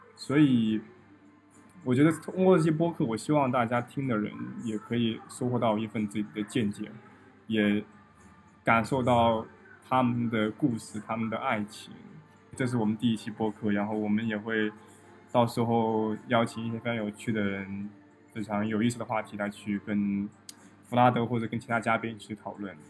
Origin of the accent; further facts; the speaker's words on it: Guangdong, China; moved away as an adult; now in Russia; 我刚来这边的时候，他们老，他问我，哎，你哪里人？我说广东人